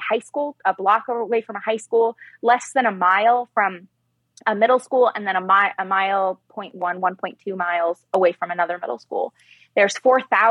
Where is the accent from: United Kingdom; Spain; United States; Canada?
United States; Texas; moved away; I was born in Texas